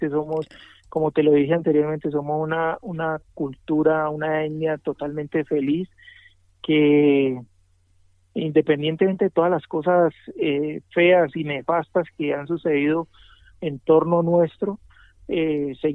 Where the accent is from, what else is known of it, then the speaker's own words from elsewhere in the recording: Pacific region, Colombia; siempre la gente, eh, cuando me ve, pues tiene que saber que yo soy del Pacífico y tienen que saber que ese, esa persona que está allá es de esa tierra pujante